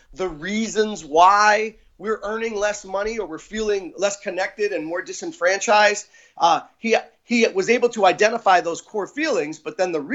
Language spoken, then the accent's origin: English; Pennsylvania, United States; the places where we grew up in Pennsylvania